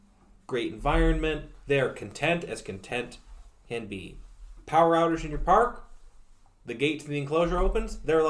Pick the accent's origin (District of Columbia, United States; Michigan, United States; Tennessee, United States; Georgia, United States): Michigan, United States; my hometown of Michigan.